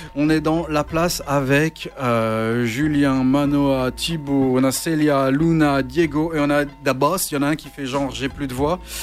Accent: Charleroi, Wallonia, Belgium; je suis Carolo

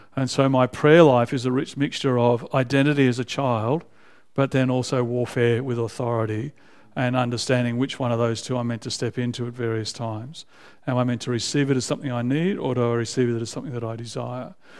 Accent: Canberra, Australian Capital Territory, Australia; now in Melbourne, Australia; I was raised in Canberra as an adolescent.

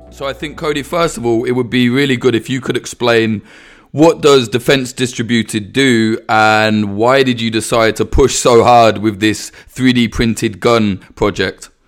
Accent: United Kingdom; a Brit

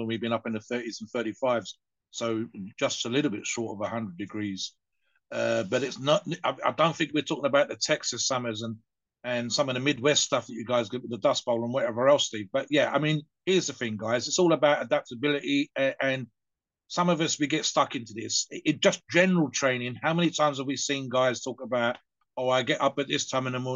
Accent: United Kingdom; us British

